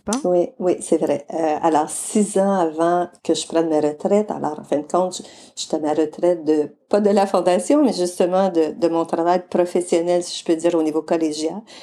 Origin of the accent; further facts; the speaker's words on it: Mauricie, Quebec, Canada; moved away as an adult; also born or lived in British Columbia / Alberta; je viens de la région de la Mauricie, au Québec